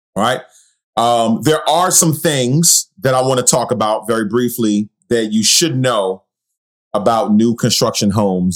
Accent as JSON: {"language": "English", "town": "New York City", "region": "New York", "country": "United States", "tie": "born or raised there", "said": "growing up in Queens, New York"}